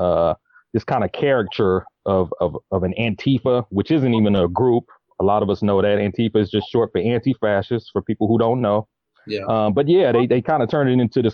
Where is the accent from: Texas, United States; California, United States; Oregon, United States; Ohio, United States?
California, United States; Los Angeles; was born and raised in South Central LA, which was the epicenter of the last rebellion